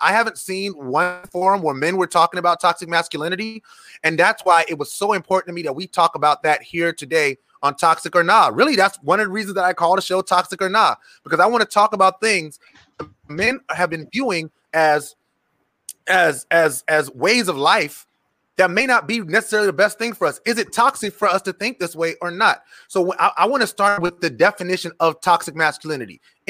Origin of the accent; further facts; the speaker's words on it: Charleston, South Carolina, United States; I'm from Charleston, and like where I lived, West Ashley